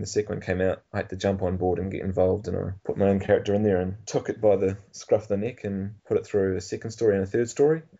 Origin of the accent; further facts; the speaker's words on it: Nelson, New Zealand; I'm from Nelson, which is a pretty small town, and Christchurch was the big smoke for me.